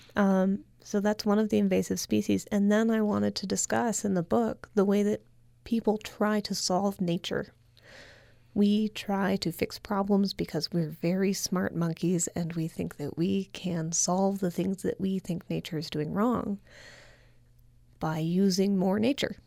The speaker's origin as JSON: {"language": "English", "region": "California", "country": "United States", "said": "as a Californian"}